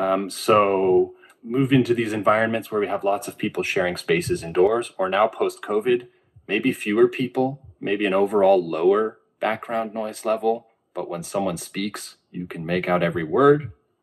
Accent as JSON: {"language": "English", "region": "California", "country": "United States", "said": "I'm from the California coast, again, quiet in the sense that Santa Cruz beaches, you know, where I used to spend a lot of time, you don't have a lot of man-made noise"}